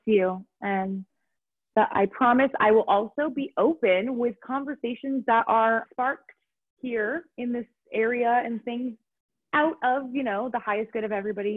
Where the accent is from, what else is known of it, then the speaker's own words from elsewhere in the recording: California, United States; accent: Valley Girl; moved away as an adult; now in Aarhus, Denmark; I'm originally an American, if you can understand, Californian raised by my Valley Girls